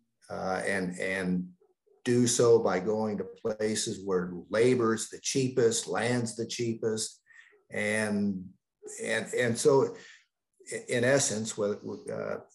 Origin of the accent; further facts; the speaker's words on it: the Midwest and the Upper South, United States; also born or lived in Upper South; now in Canada; I grew up in the Midwest and the Upper South.